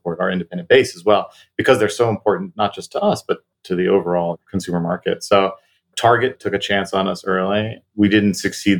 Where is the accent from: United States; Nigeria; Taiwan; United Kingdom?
Taiwan; And mind you, this is in the late 80s, early 90s in Taiwan, where I grew up, actually.